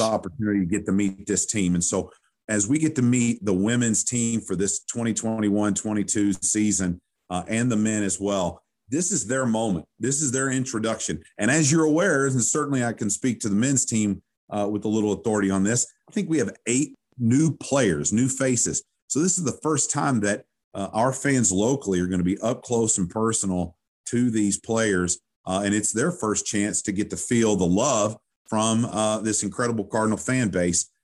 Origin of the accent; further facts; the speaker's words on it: Owensboro, Kentucky, United States; moved away as an adult; now in Louisville, United States; growing up in Owensboro, Kentucky